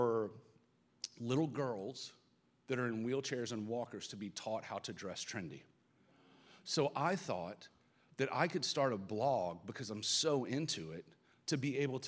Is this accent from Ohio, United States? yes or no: no; Atlanta, Georgia, United States; accent: Southern; if you cannot tell by my accent, I'm from the South. And so, like, my parents are old school, super religious Southern.